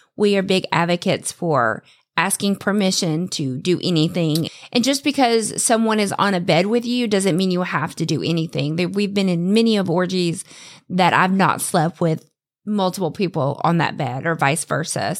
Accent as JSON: {"language": "English", "region": "the South", "country": "United States", "tie": "born or raised there", "said": "I was raised in the South"}